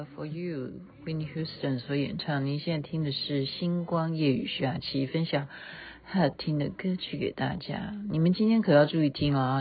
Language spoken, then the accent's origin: Chinese; Taiwan; moved away; also born or lived in Chengdu, China; 我说我从台湾来